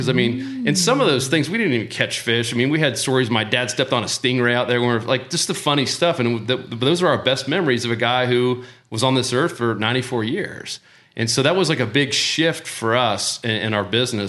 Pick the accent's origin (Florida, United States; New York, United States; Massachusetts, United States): Florida, United States; Winter Haven; also born or lived in Tampa, Florida; We went to high school in Winter Haven, which is close to Orlando here